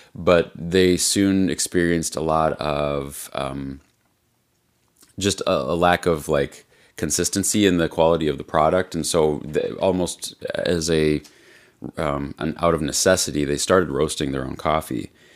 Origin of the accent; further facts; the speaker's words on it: Midwest, United States; we're from the Quad Cities